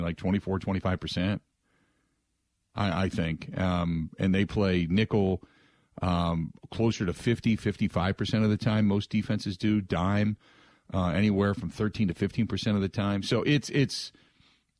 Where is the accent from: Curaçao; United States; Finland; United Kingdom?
United States; Cincinnati, Ohio; moved away as an adult; now in Wisconsin, United States; when I was living in growing up in Cincinnati